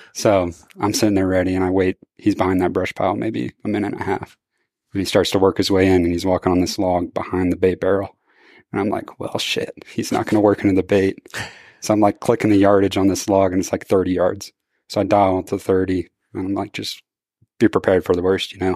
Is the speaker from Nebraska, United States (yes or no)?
no; Missouri, United States; I'm from Missouri